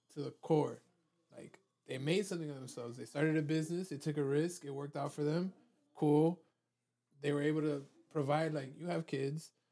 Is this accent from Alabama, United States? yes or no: no; Miami, Florida, United States; also born or lived in California; I was born in Mount Sinai Hospital because my parents lived in a one one in North Miami Beach